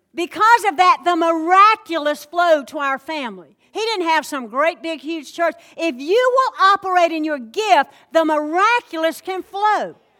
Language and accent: English; the South, United States; accent: Southern; I'm from the South